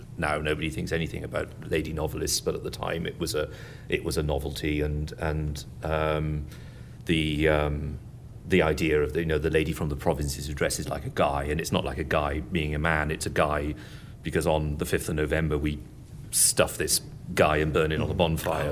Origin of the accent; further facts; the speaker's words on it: England, United Kingdom; it's hard being English